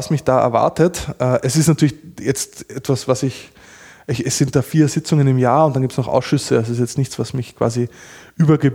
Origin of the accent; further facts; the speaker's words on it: Austria; außerdem bin ich Österreicher.